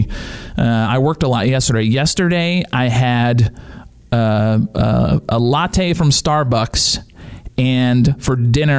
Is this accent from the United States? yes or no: yes; Louisiana, United States; growing up in Louisiana with my family